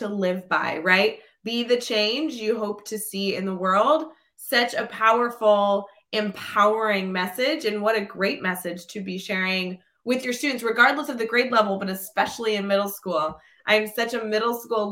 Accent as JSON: {"language": "English", "town": "Glenview", "region": "Illinois", "country": "United States", "tie": "born or raised there", "said": "I grew up in Glenview"}